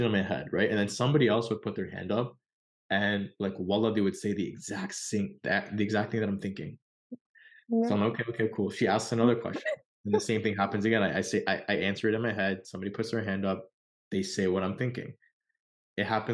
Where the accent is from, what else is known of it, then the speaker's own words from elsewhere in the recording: Canada; We're from Canada